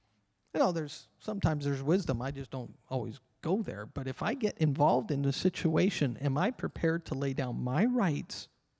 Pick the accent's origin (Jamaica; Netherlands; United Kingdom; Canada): Canada; Because I have rights. I'm a Canadian citizen. I have rights.